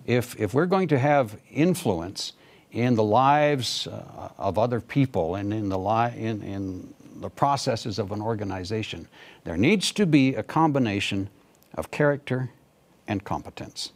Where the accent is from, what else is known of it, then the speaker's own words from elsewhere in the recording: Canada; moved away as an adult; also born or lived in Pakistan / India; I'm from Canada